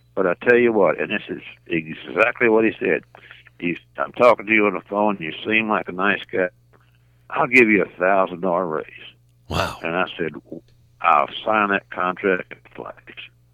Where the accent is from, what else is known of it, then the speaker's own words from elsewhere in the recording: Little Rock, Arkansas, United States; I was born and raised in Little Rock